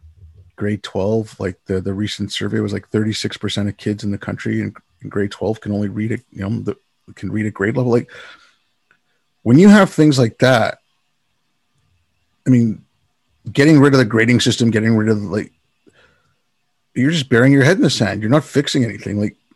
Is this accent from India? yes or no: yes; India; born there; You know, I did a lot of work overseas and I was born in India. I go back there.